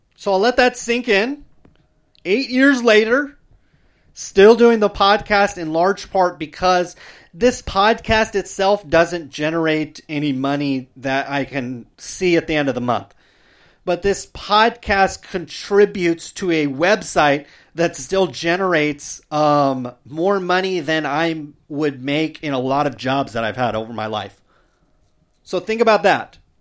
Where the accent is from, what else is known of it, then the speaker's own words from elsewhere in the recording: Stockton, California, United States; my hometown, I've seen mentions Stockton itself